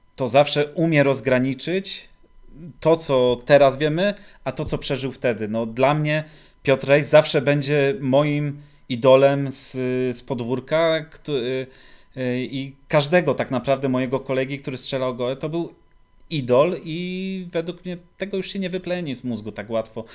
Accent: Poznań, Greater Poland, Poland; wychowywałem się na osiedlu Łokietka

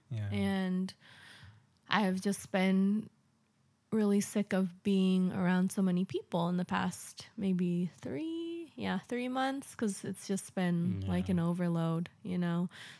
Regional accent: California, United States; to visit my family and have a great time in California, yeah. Meeting up with friends and checking out my hometown.

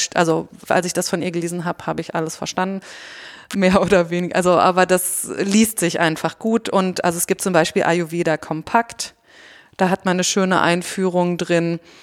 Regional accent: Germany; Wir sind halt Deutsche

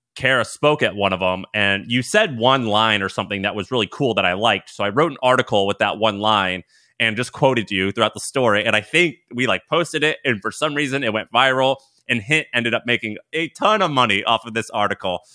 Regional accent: Missouri, United States; moved away as an adult; also born or lived in Nashville, Tennessee; I'm from Missouri, went to college in Tennessee, in Nashville, Tennessee

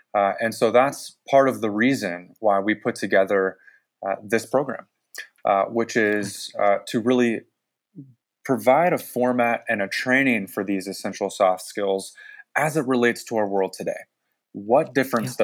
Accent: San Francisco Bay Area, California, United States; I grew up in the San Francisco Bay Area

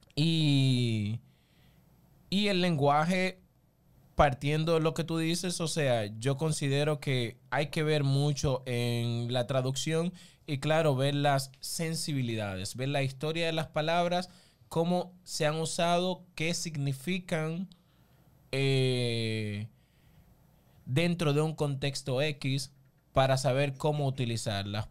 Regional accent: Barahona, Dominican Republic; yo soy oriundo de Barahona, pero en sí soy una mezcla como de, todo el sur, porque mi mamá es de Neiva, mi papá es de San Juan, mi abuelo de Elías Piña.

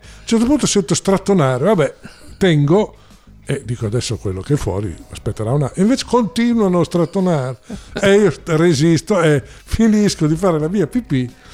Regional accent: Porretta Terme, Emilia-Romagna, Italy; also born or lived in Rome; la mia adolescenza, i momenti più importanti, formativi della mia vita sono, eh, stati a Porretta Terme.

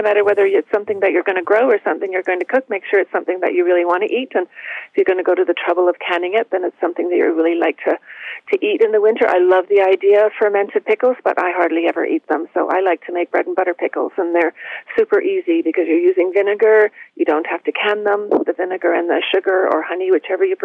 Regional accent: Toronto, Ontario, Canada; where I grew up in Toronto

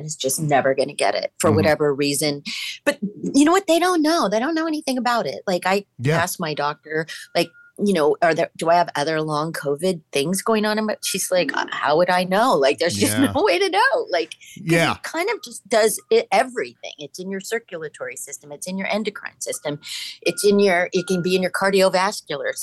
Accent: Manhattan Beach, California, United States; I grew up in Manhattan Beach

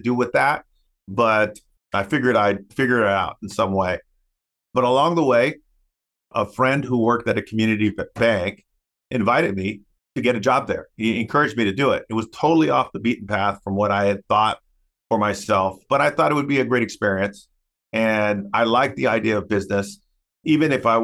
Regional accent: United States; first language English; I'm a English speaking, US born Latino

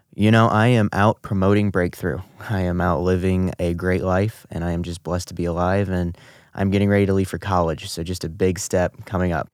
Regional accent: St. Charles, Missouri, United States; also born or lived in Guatemala; I was adopted by Brian and Joy Smith, who have now resided in Saint Charles, Missouri for the past eighteen years, ever since they got me.

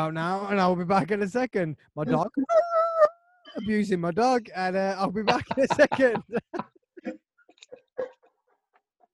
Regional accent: Tamworth, West Midlands, United Kingdom; also born or lived in Cornwall; I'm from Dordon, so I don't stick my finger out. Tamworth, born and bred. Well, born in Cornwall, lived in Tamworth.

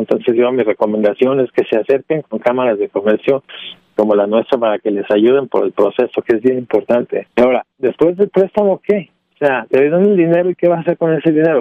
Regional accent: Mexico; also born or lived in Illinois; Como mexicano, como mexicano y latino

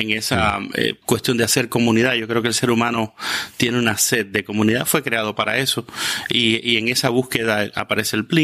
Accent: Cuba; moved away as an adult; also born or lived in Quito, Ecuador; Salí a los 21 años de Cuba, eh, después de haber terminado

